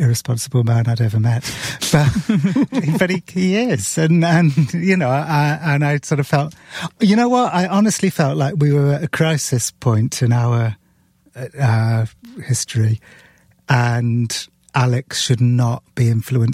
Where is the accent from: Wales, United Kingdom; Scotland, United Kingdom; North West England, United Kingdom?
Wales, United Kingdom; Cardiff; moved away; also born or lived in London; I grew up in the city, which was like in the capital of Wales, which was more kind of cosmopolitan